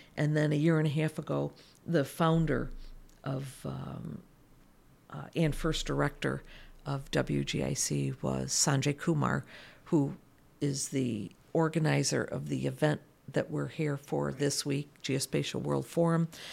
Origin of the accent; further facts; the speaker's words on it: United States; moved away as an adult; moved back to my home country, which is the United States